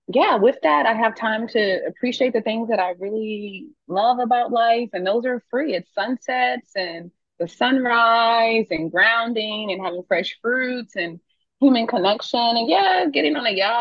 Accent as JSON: {"language": "English", "country": "United States", "moved": "as an adult", "said": "I'm American"}